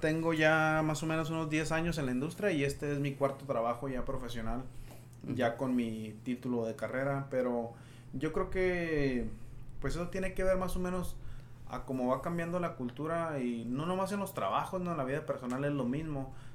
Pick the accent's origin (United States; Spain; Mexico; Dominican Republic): United States; Yuma, Arizona; moved away as an adult; also born or lived in Tucson, Arizona; siendo de Yuma, Arizona